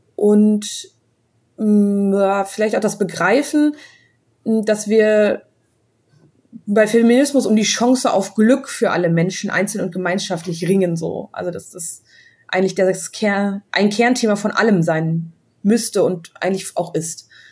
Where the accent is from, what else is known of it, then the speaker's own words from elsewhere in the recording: Bonn, North Rhine-Westphalia, Germany; Ich komme ja aus Bonn